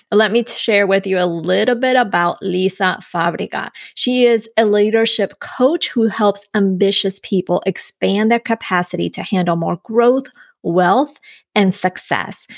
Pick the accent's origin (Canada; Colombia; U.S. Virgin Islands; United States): Colombia; yo de Colombia